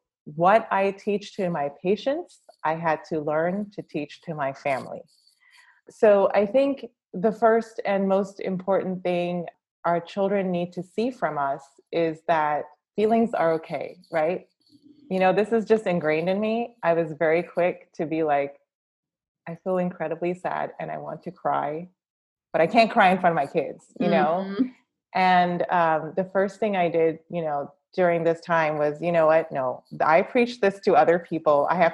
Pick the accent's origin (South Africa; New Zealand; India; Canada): India; As I'm an Indian woman, generally in our culture, women are people pleasers